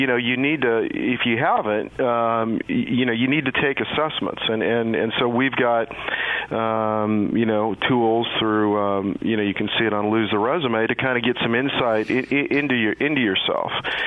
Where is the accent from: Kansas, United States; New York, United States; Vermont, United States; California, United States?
Kansas, United States; moved away as an adult; also born or lived in Los Angeles; I was raised in Kansas